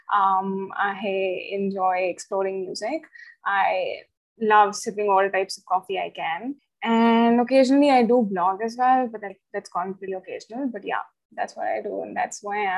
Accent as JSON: {"language": "English", "region": "Chandigarh", "country": "India", "tie": "born or raised there", "said": "I've been born and brought up in Chandigarh."}